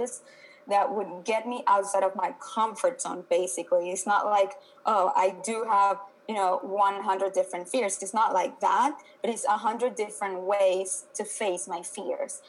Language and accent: English; Venezuela; moved away as an adult; now in United States; I am originally from Venezuela. I moved to the U.S. like about 10 years ago.